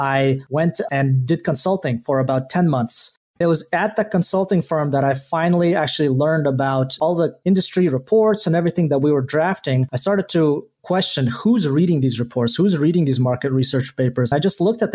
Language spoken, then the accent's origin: English; Kazakhstan; now in United States; I was born in Kazakhstan and frankly didn't even know that the rest of the world existed until 1998 when my family left Kazakhstan. I grew up in Kazakhstan in one of the biggest cities there.